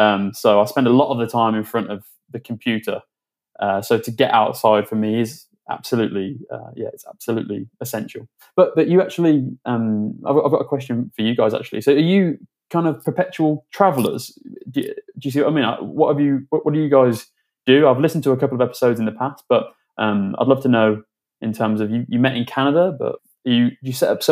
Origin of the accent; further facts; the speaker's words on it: Birmingham, West Midlands, United Kingdom; also born or lived in London / Sydney, Australia; now in Madrid, Spain; I'm from Birmingham originally, but my family came down to London.